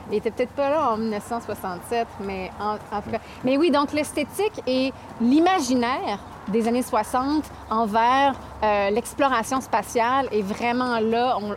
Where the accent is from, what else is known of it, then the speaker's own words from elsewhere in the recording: Canada; c'est une date qu'on connaît bien en tant que Canadien